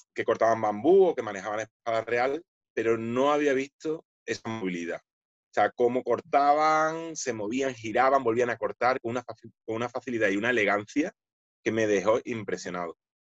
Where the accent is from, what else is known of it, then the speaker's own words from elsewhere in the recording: Spain; also born or lived in Seville; somos los dos primeros españoles quintos danes eh, aquí, en mi país